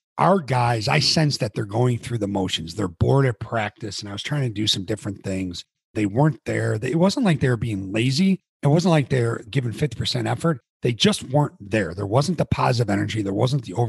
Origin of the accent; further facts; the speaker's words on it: near Palatine, Illinois, United States; Harper College, junior college right around my hometown. It was in Palatine, Illinois.